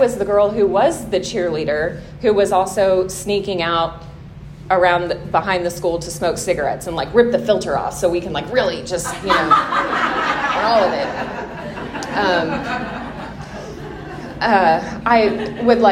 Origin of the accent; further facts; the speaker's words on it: Tulsa, Oklahoma, United States; I'm from Tulsa. I had a pretty normal upbringing